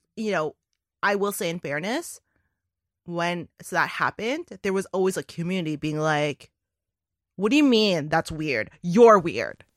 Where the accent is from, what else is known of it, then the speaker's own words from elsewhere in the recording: Toronto, Ontario, Canada; I grew up in Toronto which is one of the most multicultural cities in the world.